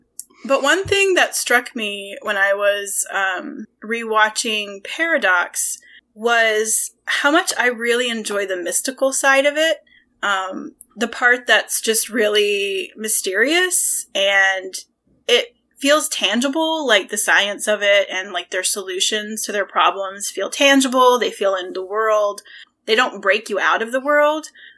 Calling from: St. Louis, Missouri, United States; I am recording from St. Louis, Missouri.

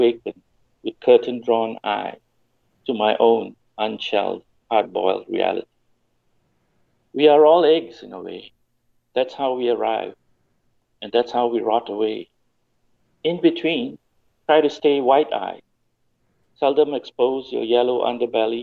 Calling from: Malaysia; I'm calling from Malaysia

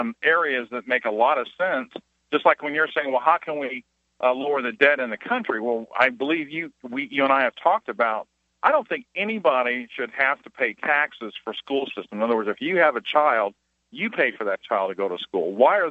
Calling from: Salt Lake City, Utah, United States; I'm calling from Salt Lake, Utah.

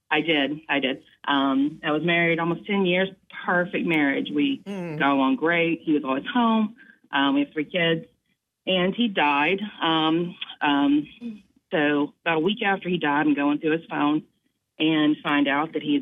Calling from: Moncks Corner, South Carolina, United States; I'm calling from Moncks

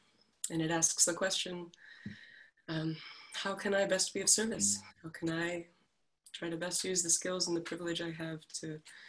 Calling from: Los Angeles, California, United States; I'm tuning in from Los Angeles.

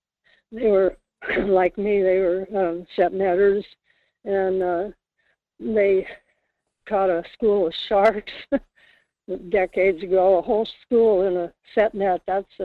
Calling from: Kodiak, Alaska, United States; It's … calling from Kodiak.

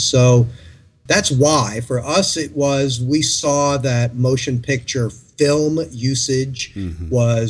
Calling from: Burbank, California, United States; From beautiful Burbank, California.

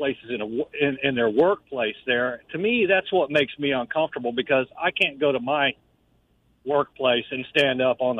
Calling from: Jacksonville, Florida, United States

